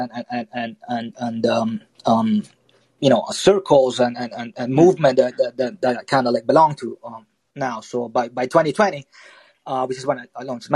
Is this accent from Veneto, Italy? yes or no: yes; Verona, Veneto, Italy; moved away as an adult; also born or lived in London; I grew up in Italy, grew up in Verona